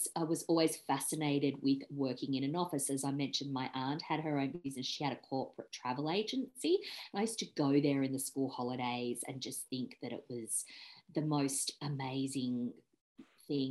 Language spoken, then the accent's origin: English; Sydney, New South Wales, Australia; I grew up in Sydney, so lived in the same house in the northern suburbs of Sydney